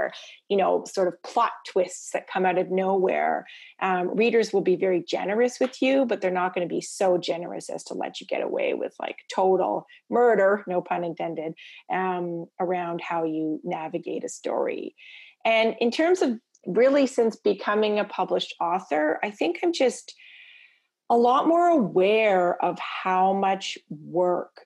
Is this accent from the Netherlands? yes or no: no; Toronto, Ontario, Canada; also born or lived in Prince Edward Island; I grew up in Toronto and my parents are from Prince Edward Island